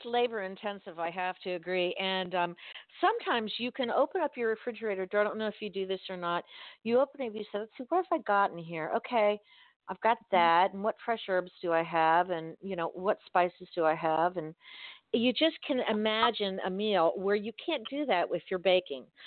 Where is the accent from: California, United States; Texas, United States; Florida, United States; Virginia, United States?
Florida, United States; Miami; I grew up in Miami in South Dade